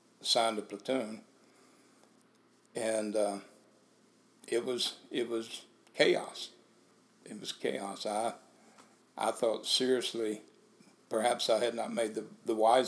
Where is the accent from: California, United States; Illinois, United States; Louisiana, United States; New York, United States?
Louisiana, United States; Singer; also born or lived in Leesville, Louisiana / DeRidder, Louisiana; I grew up around Singer, Louisiana. I was born in Leesville, Louisiana, and grew up in that area from Singer to Leesville, DeRutter, that stretch of the state